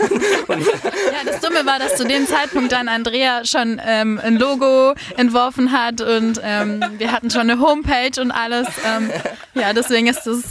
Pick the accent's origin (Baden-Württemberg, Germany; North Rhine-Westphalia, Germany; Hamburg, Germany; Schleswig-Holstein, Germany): Baden-Württemberg, Germany; Tübingen; ich komme aus Tübingen